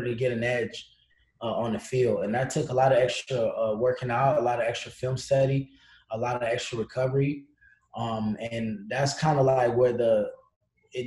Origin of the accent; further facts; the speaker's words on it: Columbus, Ohio, United States; also born or lived in Italy; from Columbus, Ohio